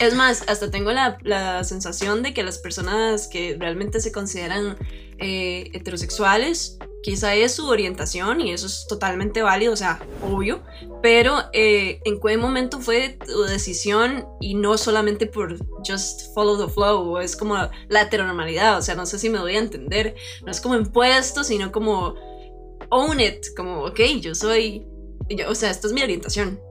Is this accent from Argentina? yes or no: no; Turrialba, Cartago, Costa Rica; yo nací, bueno, en Turrialba, Costa Rica, pero siempre viví en un lugar muy, muy rural. Yo soy de, originaria ahí de 3X